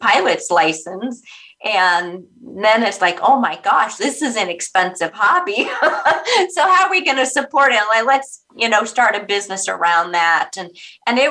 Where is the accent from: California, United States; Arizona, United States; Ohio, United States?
California, United States; Orange County; I'm actually a California girl. I grew up in Orange County